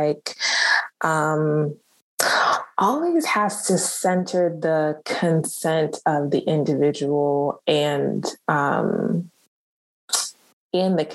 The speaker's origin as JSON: {"language": "English", "country": "United States", "tie": "born or raised there", "also_born_or_lived": "Burundi", "said": "coming into this country, being raised as like American"}